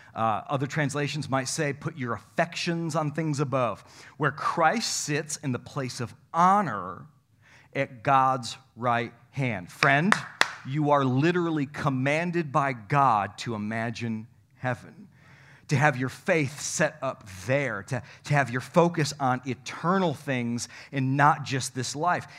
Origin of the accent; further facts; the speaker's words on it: North Country, New York, United States; moved away; I come from the North Country